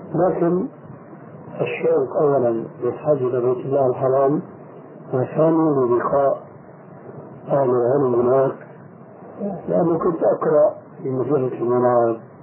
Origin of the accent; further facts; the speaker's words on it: Egypt; عندنا في مصر